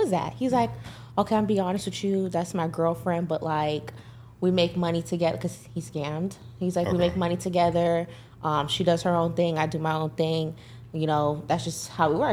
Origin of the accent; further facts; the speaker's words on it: Fort Lauderdale, Florida, United States; I am from Fort Lauderdale, Florida